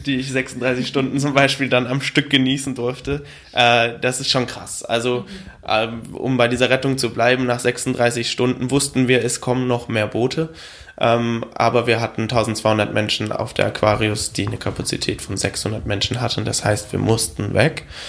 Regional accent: Germany; mein Heimatland Deutschland

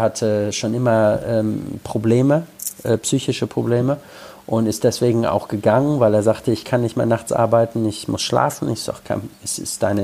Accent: Lippstadt, North Rhine-Westphalia, Germany; also born or lived in London / Birmingham / Yorkshire; now in Liverpool, United Kingdom; in Lippstadt, wo ich herkomme, oder in Liverpool, wo ich lebe

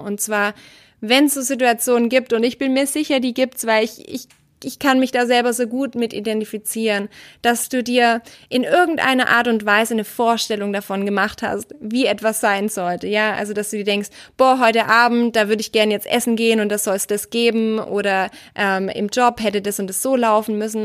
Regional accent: Germany; als Deutscher

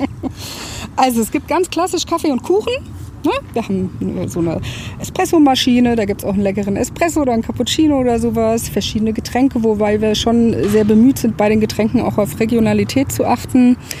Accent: Frankfurt am Main, Hesse, Germany; moved away as an adult; also born or lived in Baltic Sea coast; now in Darmstadt, Germany; ich komme eigentlich aus Frankfurt, habe an der Ostsee gelebt zu der Zeit

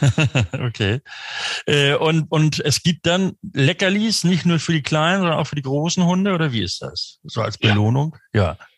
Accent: Stormarn, near Hamburg-Rahlstedt, Schleswig-Holstein, Germany; moved away; aus der Ecke Stormann, zumindest so Richtung Grenze Hamburg-Rahlstedt, da komme ich ursprünglich her, da bin ich aufgewachsen

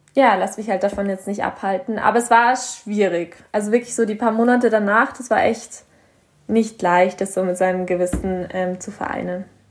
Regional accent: Bavaria, Germany; ich komme hier aus Bayern

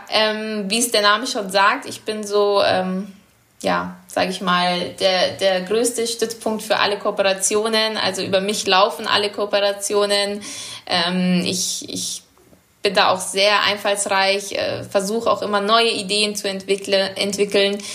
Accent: Munich, Bavaria, Germany; moved away as an adult; now in Bordeaux, France; ich bin in München geboren und ich war dann 21, wo ich weg bin.

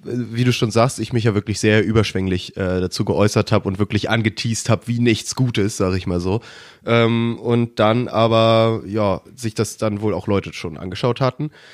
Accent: Germany; als Deutscher

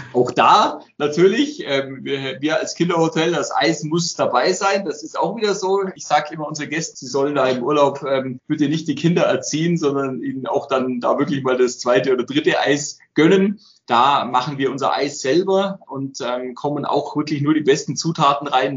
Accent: Allgäu, Bavaria, Germany; dass ich zurück ins Allgäu will

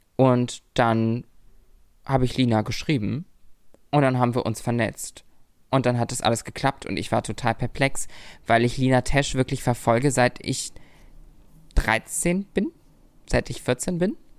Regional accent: Lübeck, Schleswig-Holstein, Germany; moved away as an adult; now in Berlin, Germany; in meiner Heimat, in unserer Heimat

